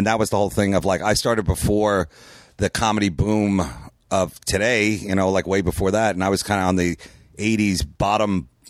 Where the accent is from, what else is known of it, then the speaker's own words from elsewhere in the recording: New York City, New York, United States; No, I'm from Queens.